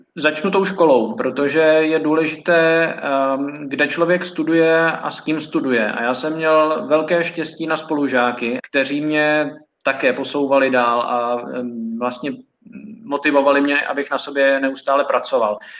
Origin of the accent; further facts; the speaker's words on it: Prague, Czechia; also born or lived in Reading, England; já jsem z Prahy a nebydlel jsem nikdy na koleji